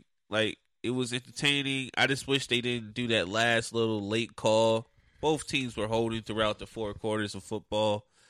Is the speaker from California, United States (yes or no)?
no; Philadelphia, Pennsylvania, United States; now in Los Angeles, United States; I'm from Philadelphia